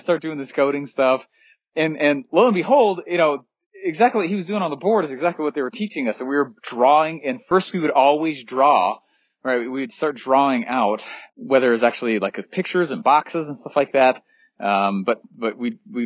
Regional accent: Denver, Colorado, United States; I grew up in Denver, Colorado.

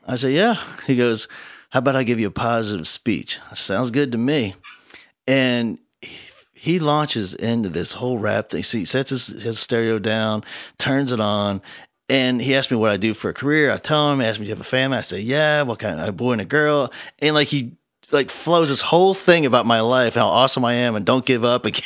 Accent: New Jersey, United States; now in Texas, United States; I grew up in New Jersey

